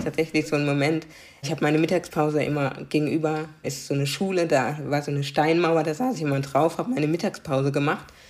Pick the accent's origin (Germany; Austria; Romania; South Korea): Germany; Karlsruhe, Baden-Württemberg; first language German; ich bin in Karlsruhe geboren, ich kenne nichts anderes und ich bin Karlsruherin.